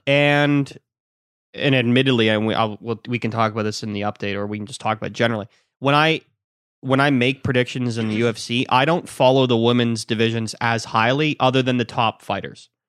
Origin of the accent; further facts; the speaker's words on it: Ireland; I'm Irish.